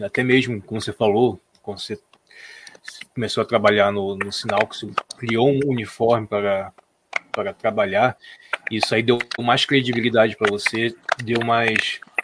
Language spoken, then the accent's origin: Portuguese; Nova Iguaçu, Rio de Janeiro, Brazil; Nós também somos do Rio, né? Eu sou aqui de Nova Iguaçu